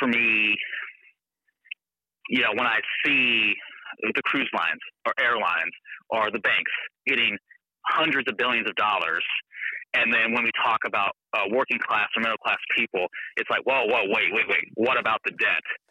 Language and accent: English; Alaska, United States; I grew up here in Alaska